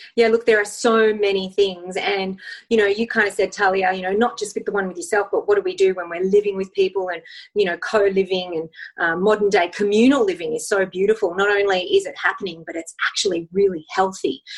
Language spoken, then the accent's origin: English; Australia; I'm from Australia, so I do have a funny accent